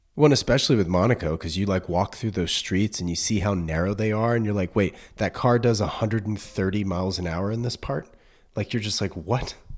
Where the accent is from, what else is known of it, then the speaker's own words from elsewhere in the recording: North Carolina, United States; moved away as an adult; now in California, United States; I grew up in North Carolina